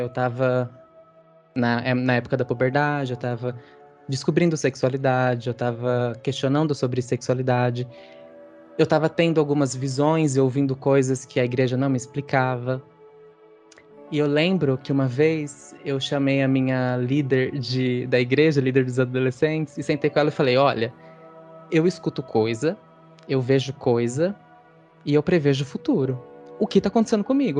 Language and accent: Portuguese; Sumaré, São Paulo, Brazil; Eu sou do interior, do Rizão Puxado, interior de São Paulo, de uma cidadezinha chamada Sumaré